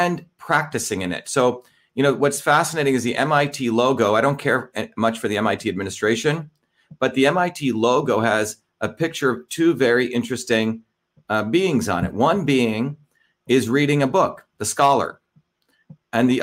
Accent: New Jersey, United States; also born or lived in India; the same values that I learned from working class neighborhoods when I grew up in Jersey.

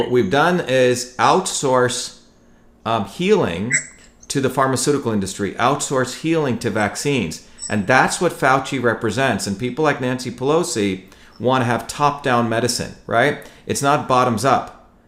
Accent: India; moved away; also born or lived in New Jersey, United States; I grew up in India where my grandparents had nothing

